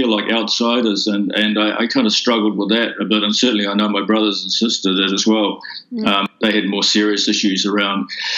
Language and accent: English; Auckland, New Zealand; also born or lived in Fiji; now in South Island, New Zealand; I was born and educated in Auckland, and I've spent time in Fiji, which is where my mother's from